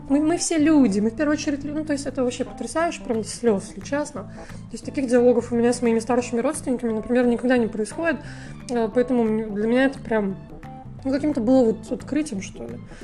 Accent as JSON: {"language": "Russian", "country": "Russia", "tie": "born or raised there", "moved": "as an adult", "lives_now": "Georgia", "said": "из глубинки, кстати, из той же, из моего родного города"}